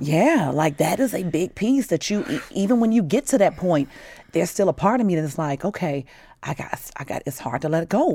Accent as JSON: {"language": "English", "country": "United States", "tie": "born or raised there", "also_born_or_lived": "Chicago, Illinois / Gary, Indiana", "said": "I grew up in Chicago and Gary"}